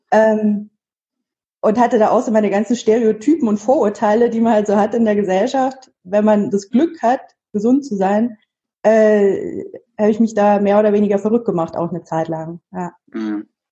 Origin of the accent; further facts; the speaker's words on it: Munich, Bavaria, Germany; ich komme aus München